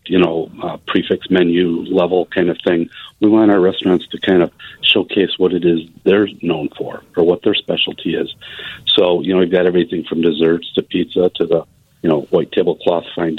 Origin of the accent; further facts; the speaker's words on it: Mundelein, Illinois, United States; I grew up in Mundelein.